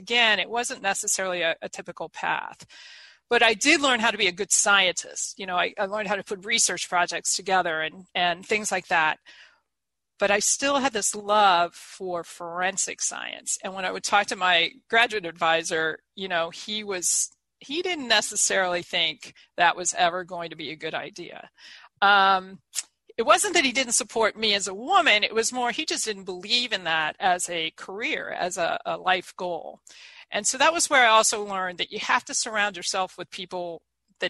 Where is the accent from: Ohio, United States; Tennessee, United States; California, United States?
Ohio, United States; Eaton; moved away as an adult; also born or lived in State College, Pennsylvania / New York City; I'm this kid from Eaton, Ohio, this small town.